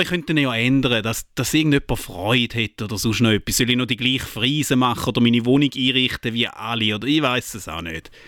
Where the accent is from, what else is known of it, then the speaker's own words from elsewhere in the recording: Eastern Switzerland, Switzerland; dass ich in der Ostschweiz geboren bin